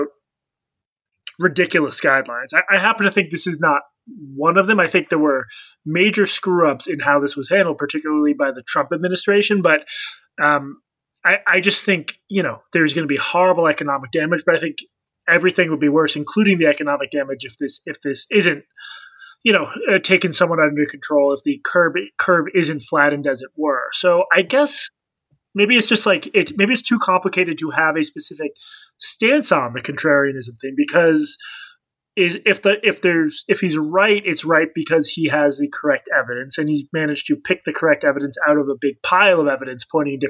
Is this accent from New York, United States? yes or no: yes; New York, United States; I'm from New York. I live in New York